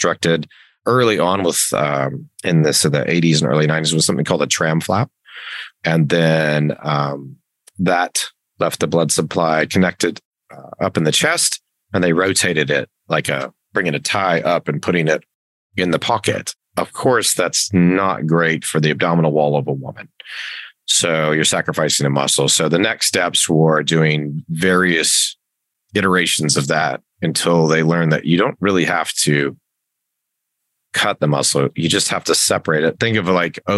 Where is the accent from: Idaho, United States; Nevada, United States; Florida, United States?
Nevada, United States; Las Vegas; born and raised in Las Vegas, and did my medical school between Reno and Las Vegas